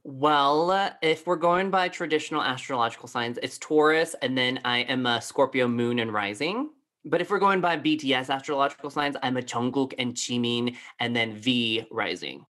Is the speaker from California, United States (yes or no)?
no; Colorado Springs, Colorado, United States; growing up in Colorado Springs, Colorado, I was one of the only Asians growing up here.